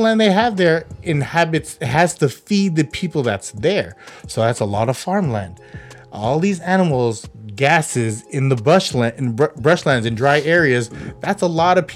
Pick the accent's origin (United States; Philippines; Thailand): Philippines; I'm a Filipino. That's all we eat